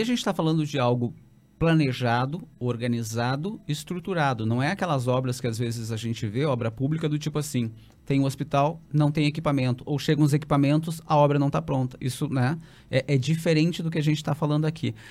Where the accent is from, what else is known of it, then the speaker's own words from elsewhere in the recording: Santa Maria, Rio Grande do Sul, Brazil; eu que fui criado em Santa Maria